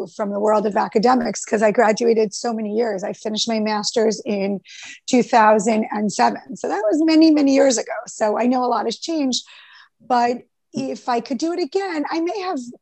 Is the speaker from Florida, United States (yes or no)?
no; Rockland County, New York, United States; I grew up in Rockland County